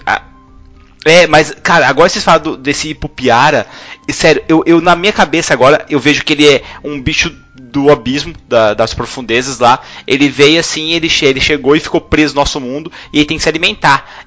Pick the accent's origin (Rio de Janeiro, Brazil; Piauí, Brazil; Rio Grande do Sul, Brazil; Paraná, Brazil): Paraná, Brazil; Londrina; Eu sou de Londrina, Paraná.